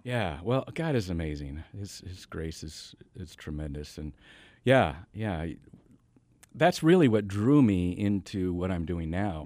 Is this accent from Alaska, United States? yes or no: no; Washington, United States; moved away; also born or lived in Tacoma, Washington; I grew up in the Northwest, up in Washington State.